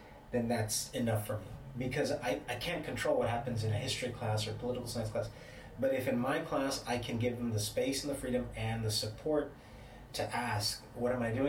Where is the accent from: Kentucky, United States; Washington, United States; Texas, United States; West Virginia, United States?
Texas, United States; the Valley; moved away as an adult; I'm from the Valley, but I went away to school